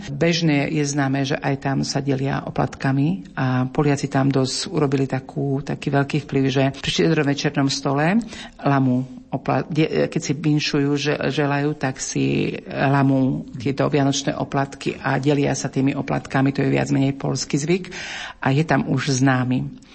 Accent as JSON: {"language": "Slovak", "country": "Slovakia", "moved": "as an adult", "lives_now": "Karaganda, Kazakhstan", "said": "že nie, že zo Slovenska"}